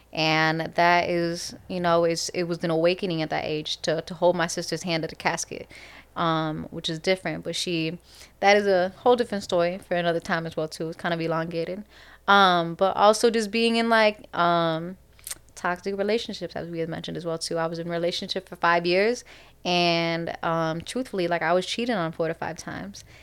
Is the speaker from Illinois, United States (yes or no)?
yes; Chicago, Illinois, United States; we're from Chicago